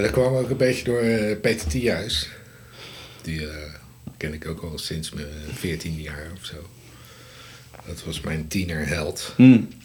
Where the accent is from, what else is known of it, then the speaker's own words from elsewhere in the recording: Leiden, South Holland, Netherlands; ik kom uit Leiden, eh, opgegroeid en getogen